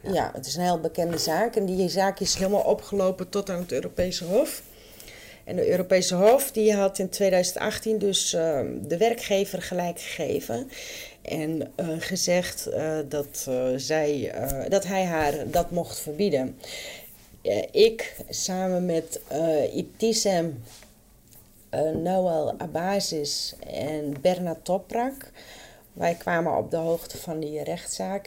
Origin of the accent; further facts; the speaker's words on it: Friesland, Netherlands; moved away; also born or lived in Randstad; ik ben opgegroeid in Friesland